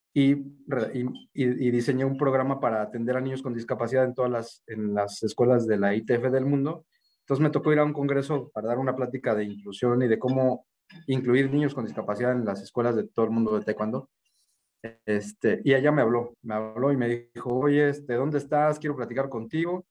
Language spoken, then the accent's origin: Spanish; Mexico City, Mexico; moved away as an adult; also born or lived in Sonora; me regresé para mi tierra. Yo nací acá en la Ciudad de México